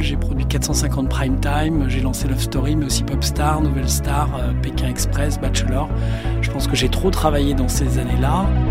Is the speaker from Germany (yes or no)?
no; Paris, Île-de-France, France; Je suis parisien, né dans le 12e.